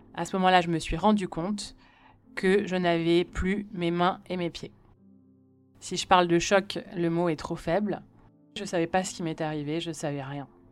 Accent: Paris, Île-de-France, France; also born or lived in Lausanne, Switzerland; J'ai grandi à Paris dans le 17e arrondissement où j'ai fait toute ma scolarité

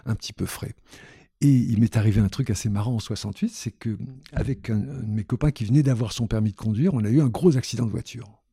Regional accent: Constantine, Constantine Province, Algeria; now in Paris, France; je suis né en Algérie à Constantine, oh, je peux vous le dire, en 1950, en octobre 50

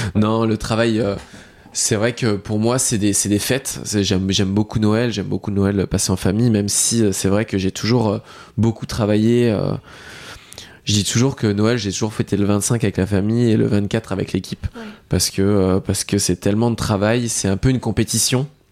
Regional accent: Lorraine, Grand Est, France; je suis originaire de Lorraine

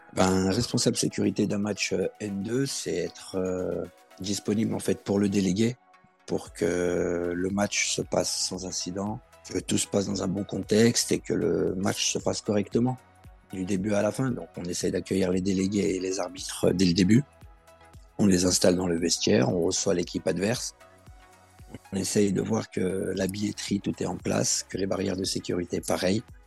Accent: Villeurbanne, Auvergne-Rhône-Alpes, France; Je suis de Villeurbanne et je travaille en tant que chariste

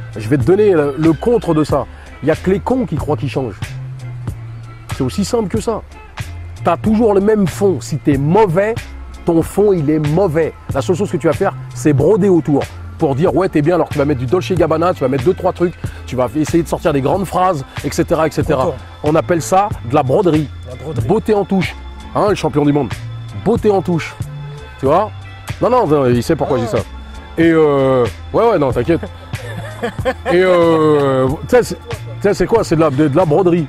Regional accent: France; je suis français

